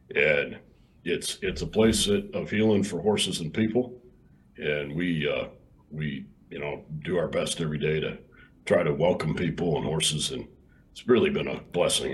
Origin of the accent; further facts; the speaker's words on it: Illinois, United States; also born or lived in Texas; now in Hico, Texas, United States; I grew up in Illinois and I got to Texas just as quick as I could